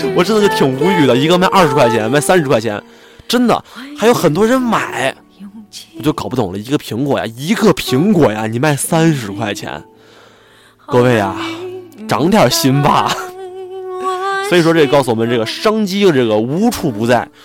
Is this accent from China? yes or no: yes; Xi'an, Shaanxi, China; 我是在西安嘛，我西安人